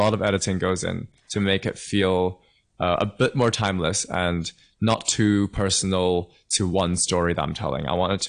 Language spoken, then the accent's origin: English; London, United Kingdom; also born or lived in Hong Kong / Kent; blend in my past of, growing up in Hong Kong as a teenager, and then also growing up in London and in Kent as well in the UK.